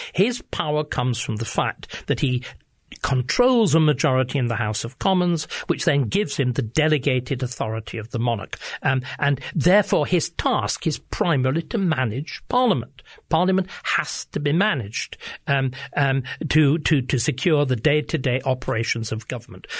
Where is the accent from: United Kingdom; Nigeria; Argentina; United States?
United Kingdom; England; I speak as an Englishman